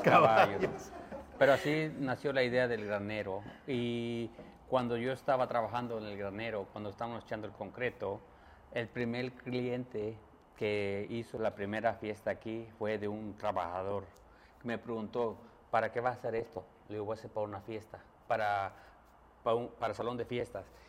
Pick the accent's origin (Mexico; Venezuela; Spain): Mexico; moved away; yo soy mexicano y soy de un rancho